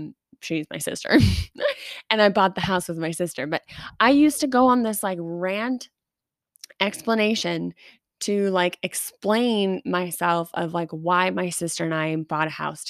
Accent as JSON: {"language": "English", "town": "Long Beach", "region": "New York", "country": "United States", "said": "Well, I'm from Long Beach, California. Whoa, that was a slip up. Long Beach, New York."}